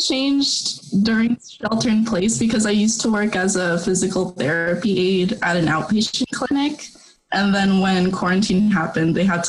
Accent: Stockton, California, United States; So I'm born and raised in Stockton, and I currently live with my family.

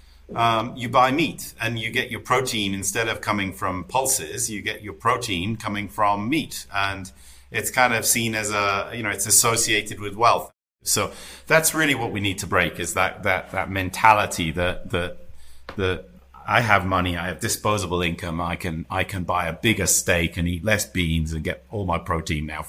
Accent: United Kingdom; I'm British, right? You know, the Brits

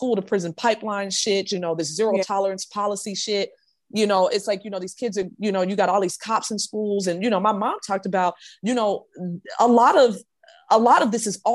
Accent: Chicago, Illinois, United States; moved away as an adult; now in Cobb County, United States; I grew up in smack dab in Cook County, and Cook County in Chicago

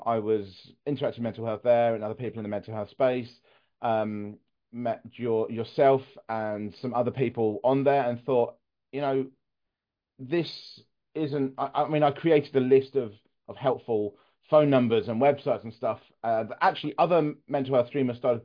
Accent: England, United Kingdom; I am English

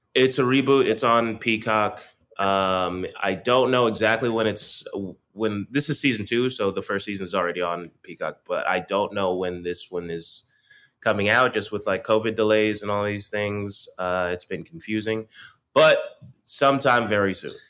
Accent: Stone Mountain, Georgia, United States; now in New York, United States; I am also from Atlanta

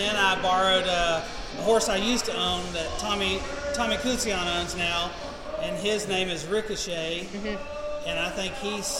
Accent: Lampasas, Texas, United States; Big town of Lampasas, Texas.

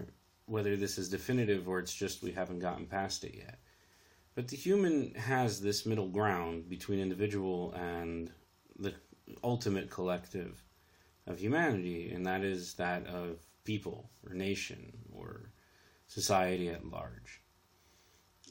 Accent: United States; I'm the American in this conversation

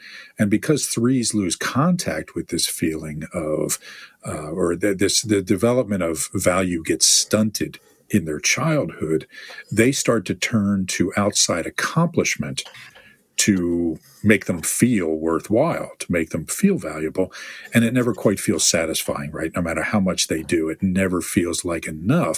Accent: United States; I am from the United States of America

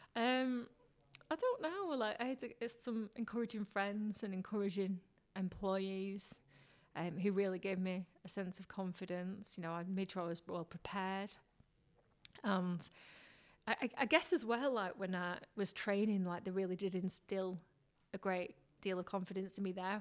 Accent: Blackburn, North West England, United Kingdom; also born or lived in Leeds / London; I grew up in Blackburn, very, like, ordinary upbringing

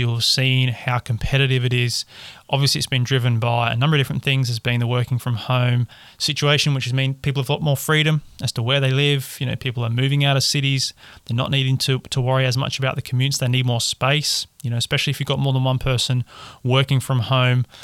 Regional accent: Perth, Western Australia, Australia; moved away; I'm from Perth in Western Australia originally

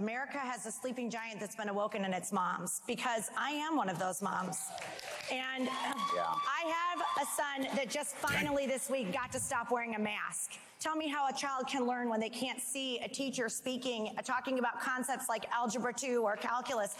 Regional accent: Michigan, United States; I'm from the People's Republic of Michigan under Gretchen Whitmer

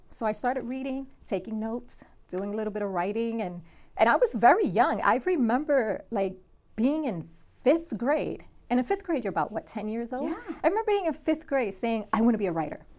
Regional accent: New York City, New York, United States; I grew up in Brooklyn, New York, back in the '80s

